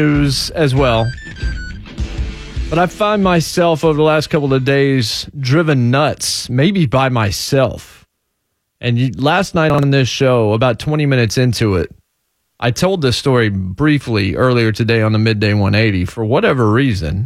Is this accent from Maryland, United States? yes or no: no; Martinsville, Virginia, United States; now in Nashville, United States; I'm from Martinsville, Virginia. The thing that town, that city is still known for is Martinsville Speedway